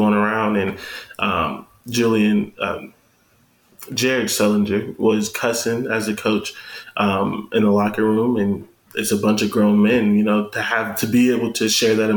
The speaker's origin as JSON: {"language": "English", "town": "Canton", "region": "Ohio", "country": "United States", "tie": "born or raised there", "said": "I'm from Canton, went to Glen Oak"}